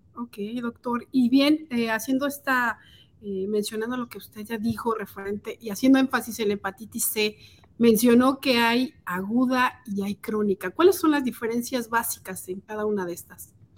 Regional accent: Mexico City, Mexico; moved away as an adult; now in Kansas City, United States; Yo soy originaria de la Ciudad de México, estudié mercadotecnia y tengo casi dos años viviendo aquí en Kansas City

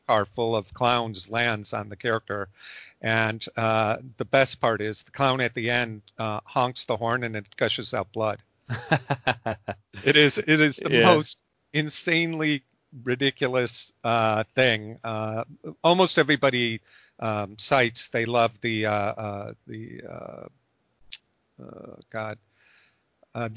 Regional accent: Chicago, Illinois, United States; I'm from Chicago

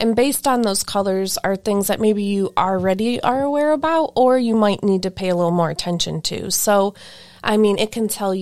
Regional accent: Lake County, Ohio, United States; also born or lived in Geauga County, Ohio; I grew up in Lake County before I lived here when I was younger, but I grew up in Lake County as like my older

